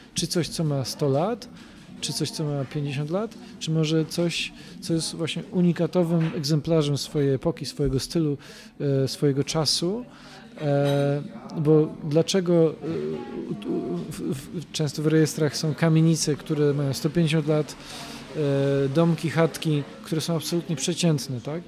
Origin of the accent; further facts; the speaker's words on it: Poznań, Greater Poland, Poland; jest to taka moja mała ojczyzna